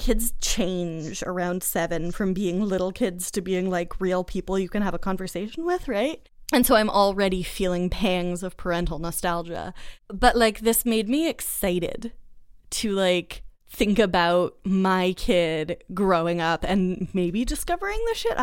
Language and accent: English; Boston, Massachusetts, United States; I grew up in Boston